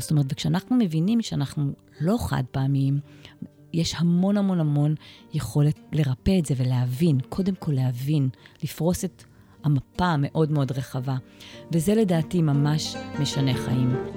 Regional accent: Ma'agan Michael, Haifa District, Israel; קיבוצניקית, נולדתי פה במעגן מיכאל

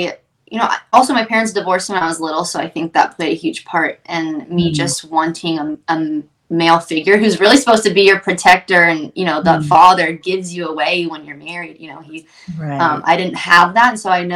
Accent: Ohio, United States; I'm from Ohio, super small town in Ohio

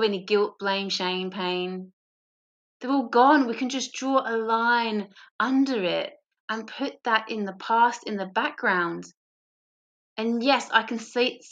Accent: England, United Kingdom; moved away as an adult; now in Australia; as an English person in Australia

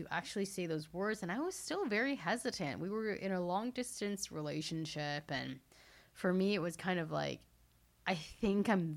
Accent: Hong Kong; I was born in Hong Kong

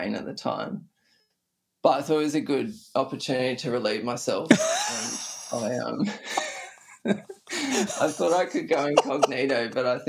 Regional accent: Australia; as an Australian

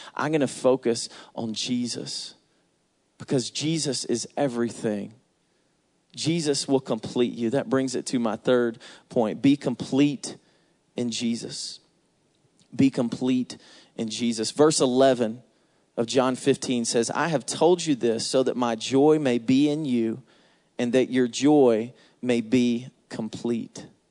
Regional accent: Atlanta, Georgia, United States; I'm from Atlanta

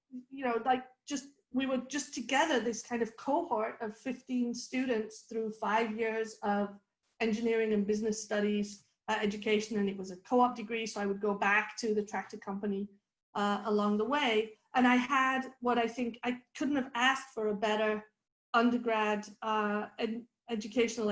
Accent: the north of England, United Kingdom; moved away; I grew up in Northern England

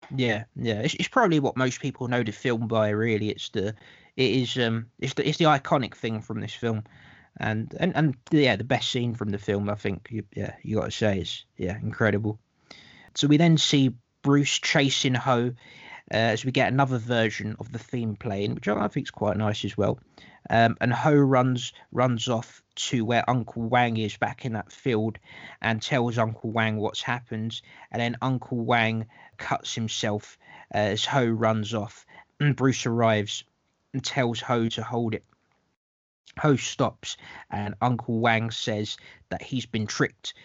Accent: London, United Kingdom; I'm the Londoner, uh, just so people know that I'm the Londoner.

